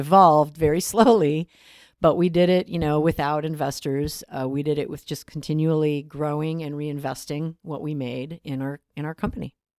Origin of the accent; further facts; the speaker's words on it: Chicago, Illinois, United States; I, I grew up in Chicago on the west side